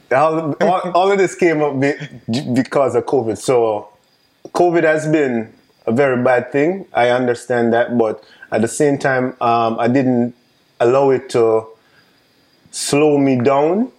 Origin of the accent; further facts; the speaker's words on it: Jamaica; accent: Jamaican; also born or lived in New York State; now in United States; I'm, I'm Jamaican, if you guys don't realize mm-hmm. by the accent. Um, so coming from Jamaica